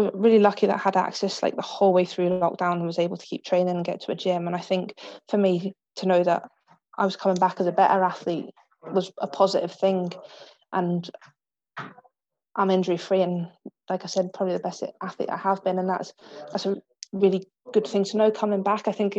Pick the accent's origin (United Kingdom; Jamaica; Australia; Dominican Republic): United Kingdom; England; Yeah, but when it comes to that, I'm English through and through.